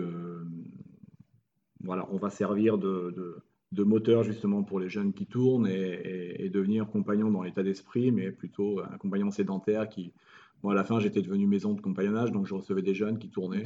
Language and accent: French; France; moved away as an adult; also born or lived in Montpellier / Morocco; now in Italy; on est français